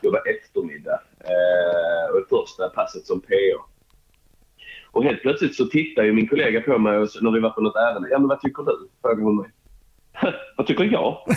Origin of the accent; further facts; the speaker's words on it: Helsingborg, Skåne, Sweden; also born or lived in Umeå; omkring Helsingborg är jag uppvuxen